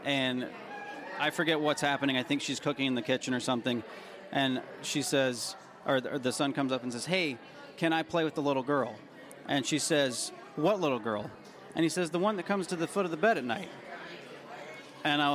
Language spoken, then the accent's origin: English; Tennessee, United States; I grew up in Tennessee